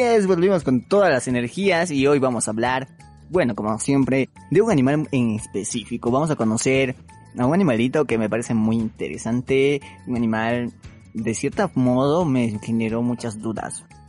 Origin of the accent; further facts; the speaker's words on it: Bolivia; nosotros somos de Bolivia y tenemos un acento